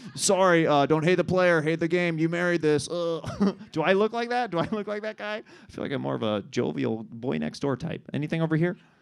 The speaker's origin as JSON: {"language": "English", "town": "Kansas City", "region": "Missouri", "country": "United States", "moved": "yes", "lives_now": "Los Angeles, United States", "said": "I'm from Kansas City"}